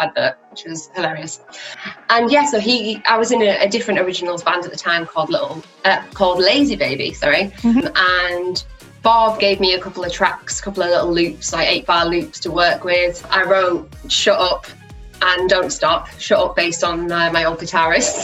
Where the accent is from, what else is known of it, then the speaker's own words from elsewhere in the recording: Teesside, North East England, United Kingdom; moved away as an adult; now in Leeds, United Kingdom; I'm originally from Teesside in the northeast of England, but I moved to Leeds for music college.